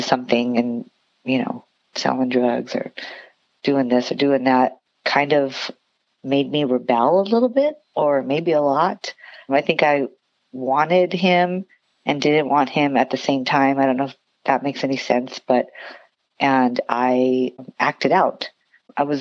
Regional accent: Santa Fe Springs, California, United States; moved away as an adult; also born or lived in Long Beach, California; now in Las Vegas, United States; I grew up in Santa Fe Springs, California

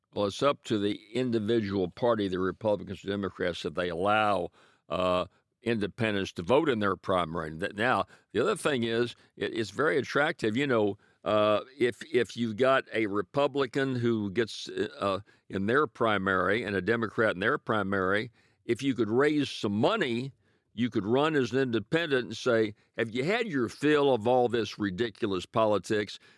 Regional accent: Ferriday, Louisiana, United States; my hometown of Faraday, the Delta Music Museum

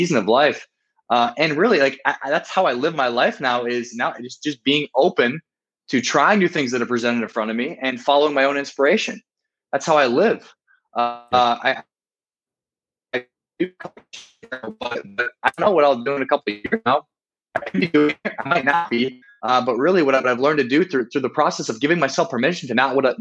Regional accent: South Dakota, United States; moved away as an adult; also born or lived in Miami, Florida; now in Rio de Janeiro, Brazil; I'm from South Dakota, and I decided to move to a place that many would say is the opposite of South Dakota, in Miami, Florida.

